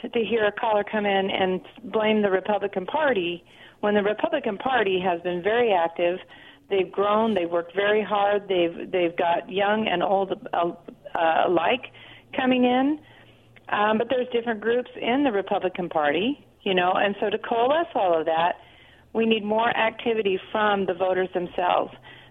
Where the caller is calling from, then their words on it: Pasco, United States; Hey, this is … from Pasco.